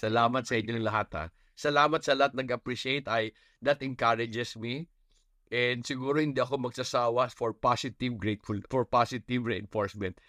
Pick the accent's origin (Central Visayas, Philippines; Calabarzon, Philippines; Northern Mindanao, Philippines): Northern Mindanao, Philippines; Bukidnon; I come from Bukidnon.